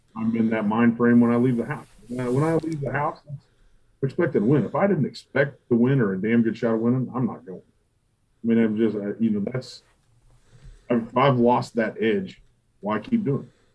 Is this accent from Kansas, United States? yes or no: yes; Dodge City, Kansas, United States; my hometown Dodge City